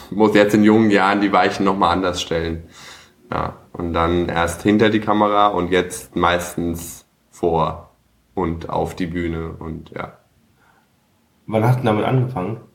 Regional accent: Cologne, North Rhine-Westphalia, Germany; also born or lived in Lower Franconia, Bavaria; komme aus Köln ursprünglich auch gebürtig? Nee, ich bin in, äh, in Bayern geboren, also in Unterfranken.

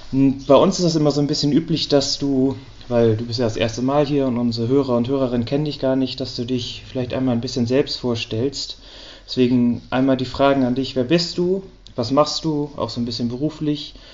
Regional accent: Kiel, Schleswig-Holstein, Germany; ich komm aus Kiel und nicht aus Hamburg, deswegen wäre mein Zug ursprünglich nachts um drei aus Kiel losgegangen.

